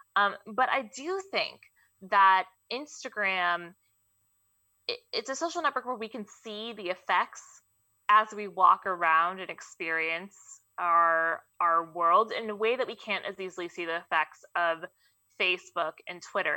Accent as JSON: {"language": "English", "town": "Mountain View", "region": "California", "country": "United States", "tie": "born or raised there", "also_born_or_lived": "Fremont, California", "said": "I grew up here, which is the crazy part. I went to Mountain View High School. Uh, I was born in Fremont"}